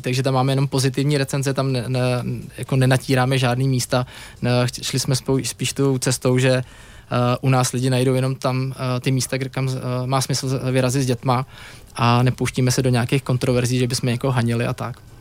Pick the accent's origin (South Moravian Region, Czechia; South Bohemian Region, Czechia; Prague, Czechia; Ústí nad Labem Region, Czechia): Prague, Czechia; já jsem kluk z Prahy